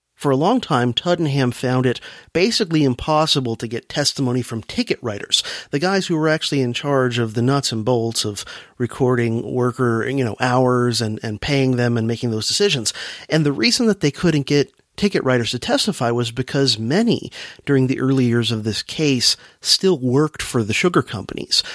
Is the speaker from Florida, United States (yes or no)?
yes; South Florida, United States; as a youngster growing up in South Florida